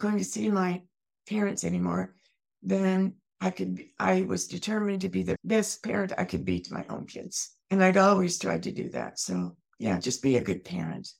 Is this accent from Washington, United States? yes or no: yes; Eastern Washington, United States; also born or lived in Germany; I grew up in Eastern Washington.